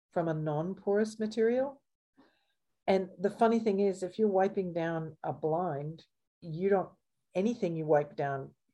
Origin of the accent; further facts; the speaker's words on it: Canada; now in Australia; I'm Canadian by birth